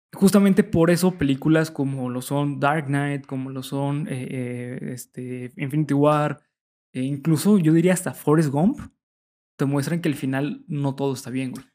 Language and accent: Spanish; Mexico; nosotros como mexicanos estamos acostumbrados